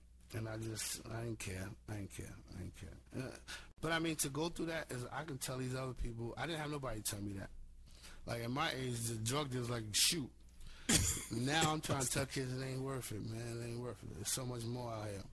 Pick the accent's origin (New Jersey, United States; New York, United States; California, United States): New York, United States; New York City; Being from Flushing